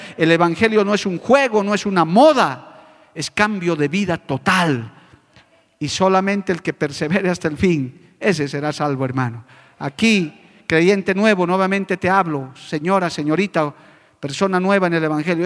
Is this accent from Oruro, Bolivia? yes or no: no; La Paz, Bolivia; moved away as an adult; now in Cochabamba, Bolivia; mi ciudad natal, a La Paz